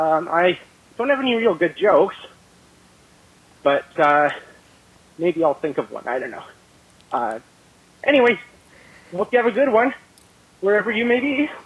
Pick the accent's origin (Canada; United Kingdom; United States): Canada; accent: Canadian; I'm from Canada. I don't know if my voice gives it away.